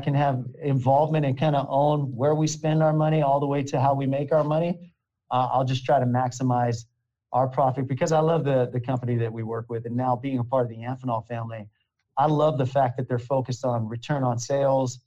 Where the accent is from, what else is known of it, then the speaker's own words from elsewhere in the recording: Hollister, California, United States; I'm from a place called Hollister, California. So it's about an hour south of San Jose